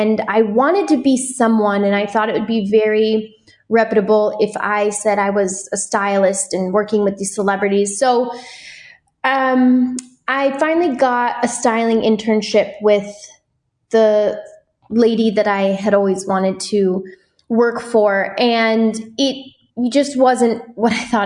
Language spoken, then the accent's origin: English; Wisconsin, United States; now in Los Angeles, United States; I was born and raised in Wisconsin. I live in Los Angeles now